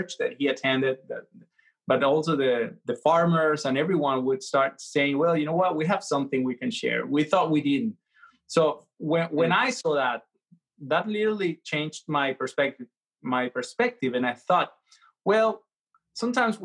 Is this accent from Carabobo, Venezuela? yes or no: yes; Valencia, Carabobo, Venezuela; moved away as an adult; also born or lived in Mexico; now in Oklahoma City, United States; I'm a Venezuelan. I was born in Valencia and lived there for most of my life.